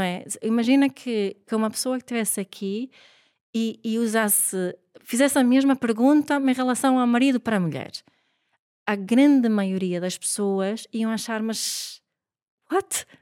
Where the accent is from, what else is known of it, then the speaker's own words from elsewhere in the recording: Sweden; moved away as an adult; now in Portugal; eu sou sueca, o meu pai é sueco, a minha mãe é montenegrina